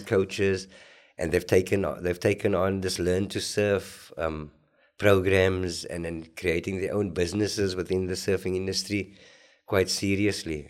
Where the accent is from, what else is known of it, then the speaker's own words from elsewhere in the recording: Cape Town, Western Cape, South Africa; I was very fair skinned where I grew up in Grassy Park, uh, Clip Road